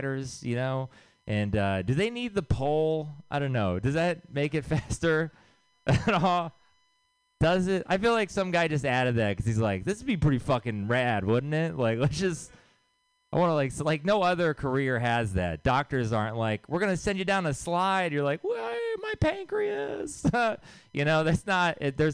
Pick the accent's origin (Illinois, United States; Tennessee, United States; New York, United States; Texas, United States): Texas, United States; now in San Francisco, United States; I'm from Texas